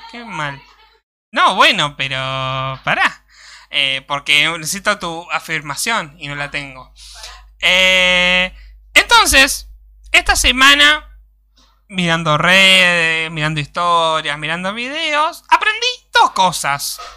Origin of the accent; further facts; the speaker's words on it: Argentina; somos argentinos